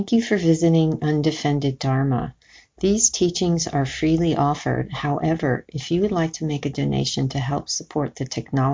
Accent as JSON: {"language": "English", "town": "New York City", "region": "New York", "country": "United States", "tie": "born or raised there", "said": "I grew up in New York City, went to high school in the South Bronx"}